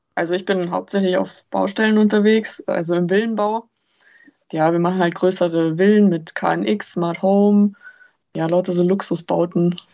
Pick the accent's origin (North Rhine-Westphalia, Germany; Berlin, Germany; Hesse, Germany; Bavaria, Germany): Bavaria, Germany; Lake Starnberg; ich komme vom Starnberger See